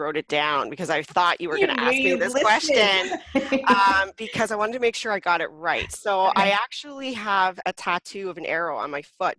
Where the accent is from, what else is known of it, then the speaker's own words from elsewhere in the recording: Paris, Ontario, Canada; also born or lived in Toronto, Canada; now in Grimsby, Canada; I grew up in Paris, Ontario. So it's a small little town in southern Ontario. And I lived in Toronto for 15 years in between my stint in Paris and Grimsby.